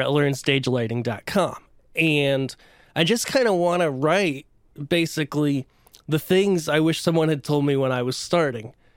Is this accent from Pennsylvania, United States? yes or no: yes; central Pennsylvania, United States; moved away as an adult; now in Nashville, United States; but grew up in central Pennsylvania.